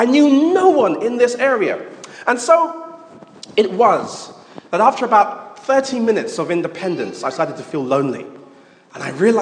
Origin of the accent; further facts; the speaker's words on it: London, United Kingdom; moved away as an adult; also born or lived in Manchester; I grew up in London. I'm a London boy from London Town, as they say.